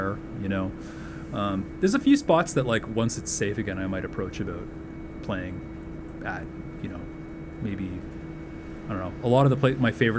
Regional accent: Toronto, Ontario, Canada; moved away as an adult; now in Hamilton, Canada; I still really love my hometown

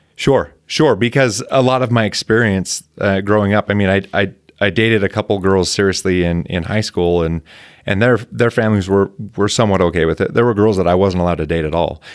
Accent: Provo, Utah, United States; I was born and raised in Provo

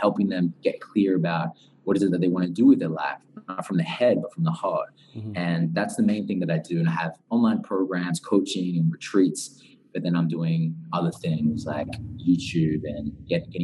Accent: Newcastle, New South Wales, Australia; moved away as an adult; also born or lived in Central Coast, Australia; now in Bali, Indonesia; I grew up in Australia, very close to Sydney, in a place called Newcastle at first, about 2 hours away from Sydney. Mm. And then I started to go to high school on the Central Coast, which is about an hour from Sydney.

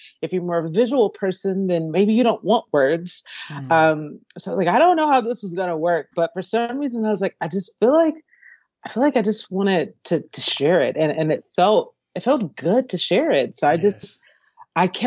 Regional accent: Stone Mountain, Georgia, United States; also born or lived in Long Beach, California; now in California, United States; I was born in California, Long Beach, California, but then my family moved to Atlanta, Georgia. Well, it's a town outside of Atlanta, Georgia. To start a church when I was a really little kid. And so I grew up as a homeschooled preacher's kid in Stone Mountain, Georgia.

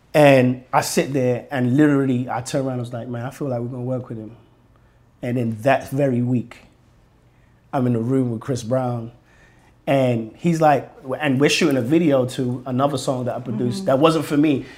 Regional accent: London, United Kingdom; now in United States; being Nigerian and where, where we and being born in London

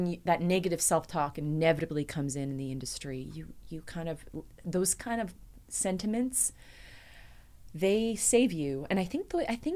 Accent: Nanaimo, British Columbia, Canada; I grew up on the island and I grew up in a city called Nanaimo

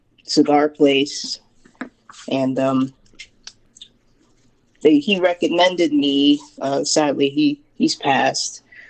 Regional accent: Atlanta, Georgia, United States; I'm born and raised in Georgia, pretty much just the metro Atlanta area. Not main Atlanta, but more the suburbs.

